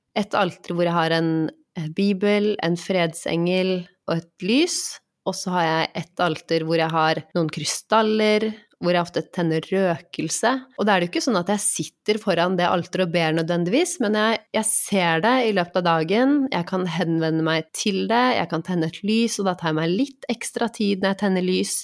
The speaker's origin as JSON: {"language": "Norwegian", "country": "Norway", "tie": "born or raised there", "said": "jeg vokste opp i Norge med eh, Vi har gått i kirken på julaften"}